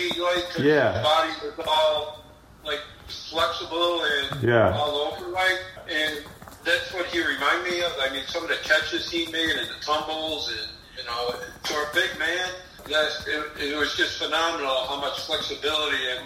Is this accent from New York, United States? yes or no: yes; Buffalo, New York, United States; I'm from Buffalo, we did that in the early 90s here in Buffalo